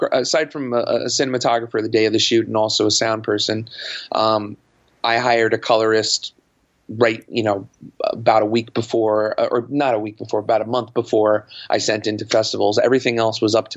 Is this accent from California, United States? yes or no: no; New York City, New York, United States; I grew up in and around New York City my entire life